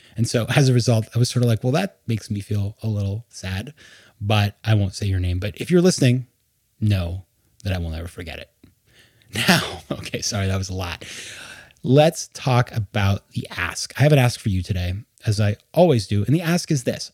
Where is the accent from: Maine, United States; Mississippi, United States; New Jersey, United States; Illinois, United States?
Maine, United States; moved away; also born or lived in New York; my home state of Maine in New England